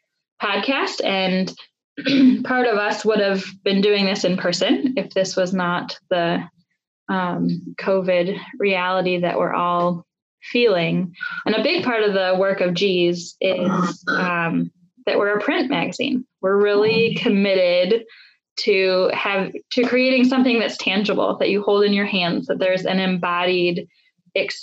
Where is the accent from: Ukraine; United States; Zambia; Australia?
United States; Detroit, Michigan; born and raised in Southwest Detroit, and now raising with my partner our 4 and 7-year-old on the same street that I grew up on